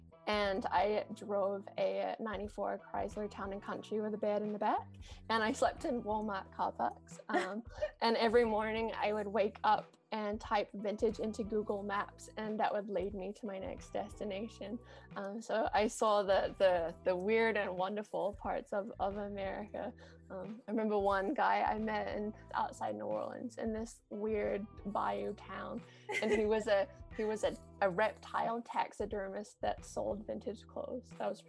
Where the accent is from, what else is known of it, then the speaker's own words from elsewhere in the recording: New Zealand; moved away as an adult; now in Los Angeles, United States; I am originally from New Zealand, if you can't tell by my weird accent. Now that I've been in the States for a couple of years, people aren't always 100% sure where I'm from, but yes, I am a proud Kiwi.